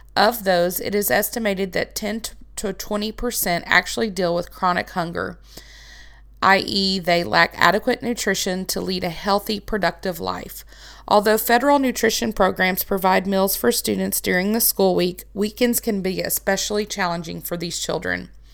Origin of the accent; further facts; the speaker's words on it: Arkansas, United States; I am from Arkansas